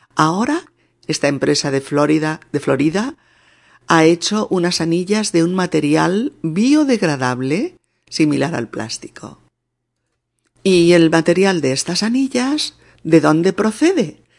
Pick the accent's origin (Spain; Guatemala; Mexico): Spain; en mi país, en España